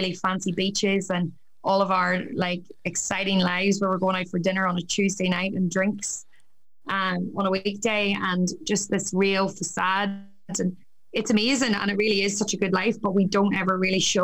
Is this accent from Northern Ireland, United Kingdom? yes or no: yes; County Down, Northern Ireland, United Kingdom; moved away as an adult; also born or lived in Newcastle, County Down; now in Australia; I'm originally from County Down. I moved to Australia 6 years ago